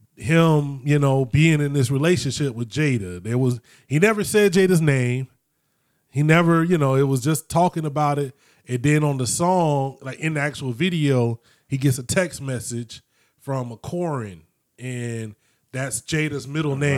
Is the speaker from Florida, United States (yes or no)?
yes; Florida, United States; moved away; also born or lived in North Dakota; growing up in Florida in the '90s